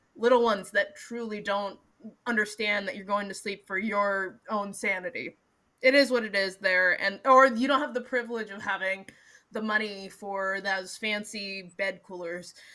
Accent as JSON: {"language": "English", "town": "Seattle", "region": "Washington", "country": "United States", "said": "I'm from Seattle"}